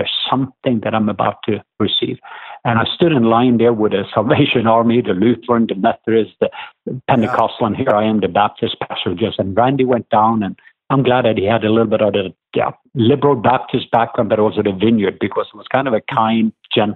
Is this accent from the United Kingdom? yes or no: no; southwest Norway, Norway; accent: southern; now in Atlanta, United States; I'm from the southwest part of Norway. But we live in Atlanta. But as I grew up in Norway